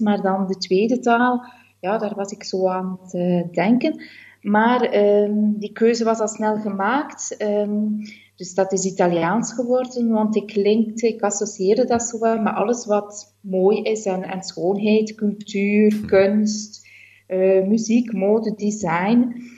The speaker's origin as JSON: {"language": "Dutch", "town": "Bruges", "region": "Flanders", "country": "Belgium", "tie": "born or raised there", "also_born_or_lived": "Brussels / Leuven", "moved": "as an adult", "lives_now": "Italy", "said": "ik ben in Brugge geboren en opgegroeid"}